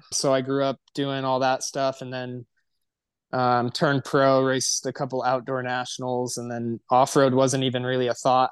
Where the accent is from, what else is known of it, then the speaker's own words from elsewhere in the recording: Temecula, California, United States; I'm from Temecula, California